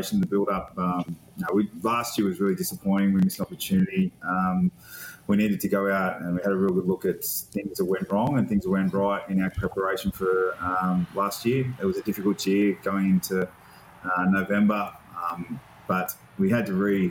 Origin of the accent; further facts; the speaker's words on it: Taree, New South Wales, Australia; I'm from Old Bar, Taree, that area.